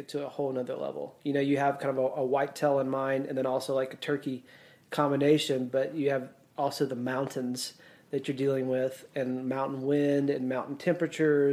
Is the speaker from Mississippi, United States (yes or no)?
yes; Mississippi, United States; I grew up whitetail hunting there in Mississippi